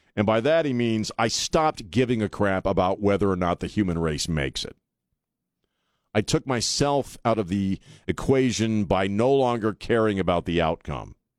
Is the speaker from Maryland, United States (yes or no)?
yes; Annapolis, Maryland, United States; now in San Antonio, United States; I grew up in Annapolis